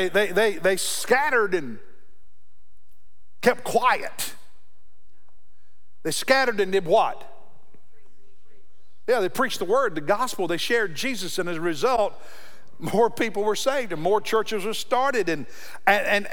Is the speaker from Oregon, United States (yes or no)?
no; Kentucky, United States; now in South Carolina, United States; Growing up in Kentucky